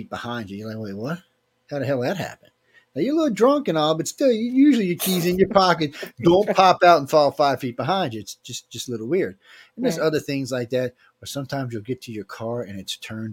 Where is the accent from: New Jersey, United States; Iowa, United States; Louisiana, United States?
Louisiana, United States; New Orleans; I grew up in New Orleans